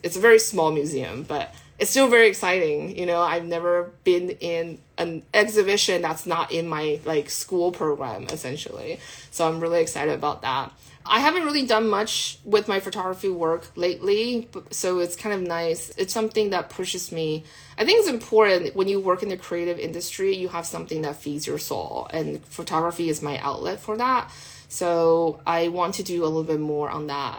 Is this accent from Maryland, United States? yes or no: no; California, United States; I'm Californian